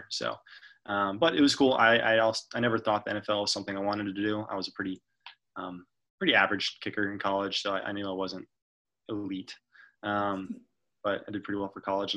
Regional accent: Jacksonville, Florida, United States; moved away as an adult; also born or lived in Nashville, Tennessee; I am from Jacksonville, Florida

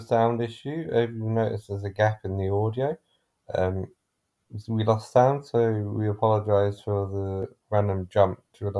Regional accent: London, United Kingdom; moved away as an adult; because I'm originally from London, I moved here to live with my partner

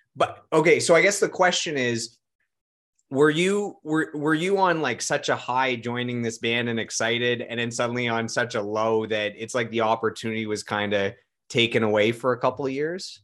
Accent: Ottawa, Ontario, Canada; also born or lived in London, Ontario; I'm from Ottawa

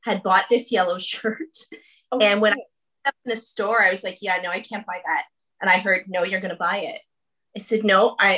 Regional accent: Canada; I am the 7th child to my parents who are Irish immigrants. But the interesting piece to that is I'm the first Canadian.

